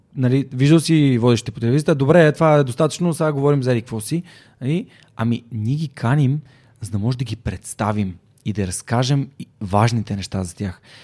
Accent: Sofia, Sofia City, Bulgaria; на 32 години, съм от София

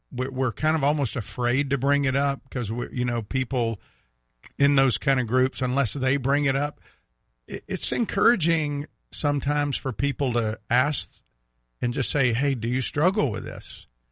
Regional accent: Mississippi, United States; you can tell I'm from Mississippi

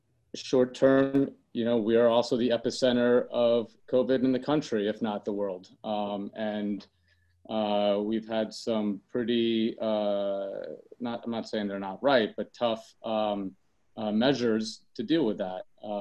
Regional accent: New York City, New York, United States; as a New Yorker, and knowing what the city has been through over the many decades, even before my life

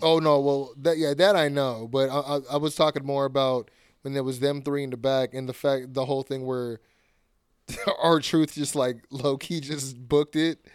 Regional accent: California, United States; I'm from Cali

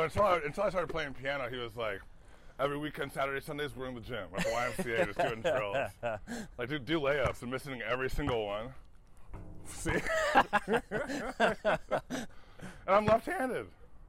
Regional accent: Michigan, United States; I'm from Michigan.

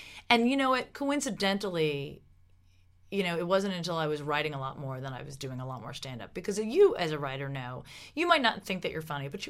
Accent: New Jersey, United States; I'm from Jersey

